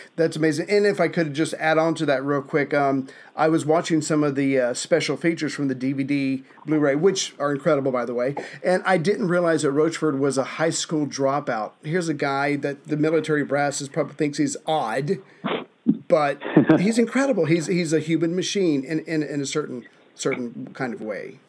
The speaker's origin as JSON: {"language": "English", "region": "the American South", "country": "United States", "said": "as a Southerner, where manners are more important than anything, even the truth"}